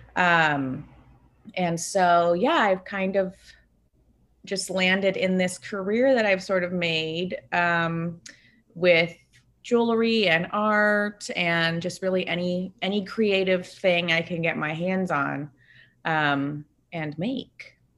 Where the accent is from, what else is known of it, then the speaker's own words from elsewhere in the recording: Bay Area, California, United States; now in Los Angeles, United States; I live in Los Angeles, but I was, um, born and raised in the Bay Area.